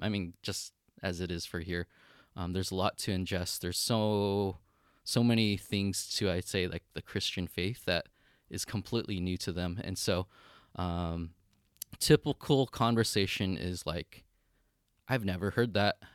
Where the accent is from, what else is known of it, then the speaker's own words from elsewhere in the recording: United States; moved away as an adult; now in Kyoto, Japan; I'm Chinese American, not even Japanese